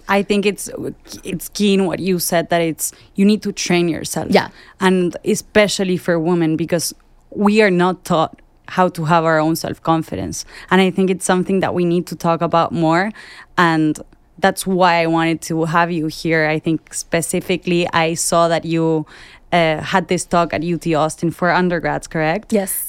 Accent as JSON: {"language": "English", "country": "Argentina", "said": "I work in advertising, I'm from Argentina"}